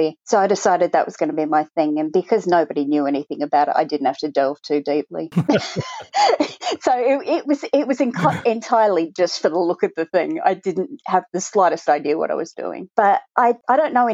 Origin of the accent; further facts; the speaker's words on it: Australia; also born or lived in Cambridgeshire, United Kingdom; We came out to Australia when I was 3